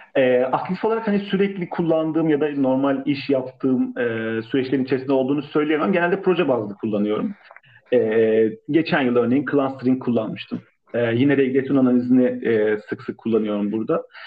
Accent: Istanbul, Turkey; Ben İstanbulluyum

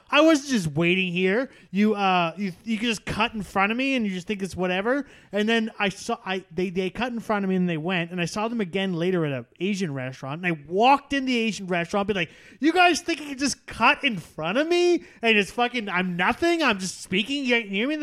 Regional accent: Canada; I am Canadian

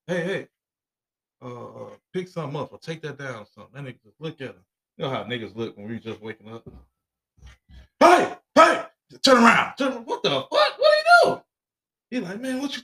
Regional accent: Chicago, Illinois, United States; growing up in Chicago as a child

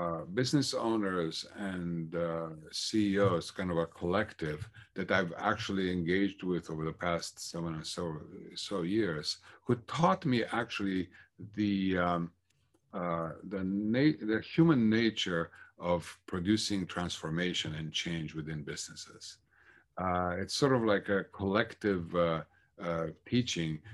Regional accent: Bucharest, Romania; moved away as an adult; also born or lived in Minnesota; now in United States; I was born and raised in Bucharest, Romania, which at the time was a communist country.

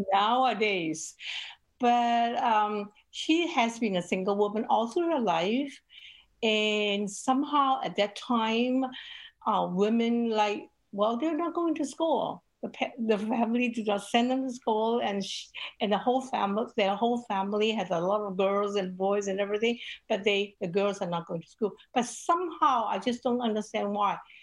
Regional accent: Hong Kong; I grew up in Hong Kong

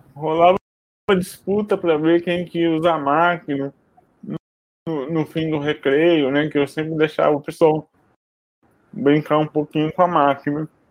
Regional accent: Brazil; moved away as an adult; now in Rio de Janeiro, Brazil; Eu nasci em Barrança e moro aqui no Rio desde 2004

